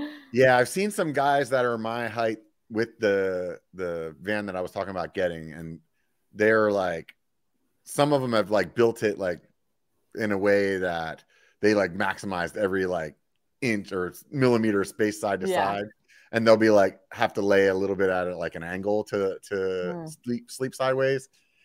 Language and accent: English; California, United States; I'm coming from California where, you know, we ride downhill for like miles